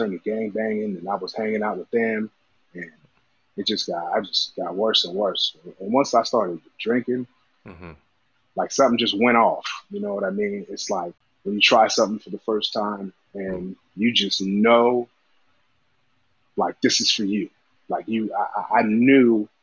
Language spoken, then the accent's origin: English; Southern California, United States; moved away; also born or lived in Bay Area; I grew up in SoCal, single mom, two brothers